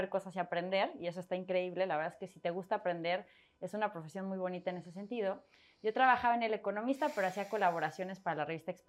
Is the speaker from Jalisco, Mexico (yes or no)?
no; Mexico City, Mexico; also born or lived in Torreón / France; Nací en Ciudad de México, me fui a Torreón, Coahuila, regresamos, viví un mes en Colombia, viví un mes, bueno, viví un año y medio en Francia, me regresé